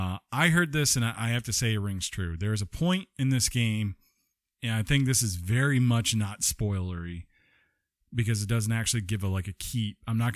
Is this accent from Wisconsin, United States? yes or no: no; Georgia, United States; We are from Georgia, too.